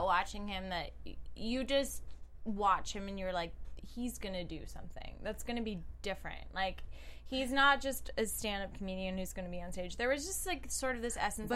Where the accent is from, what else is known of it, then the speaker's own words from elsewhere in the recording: South Africa; moved away; I'm not American. I'm from South Africa.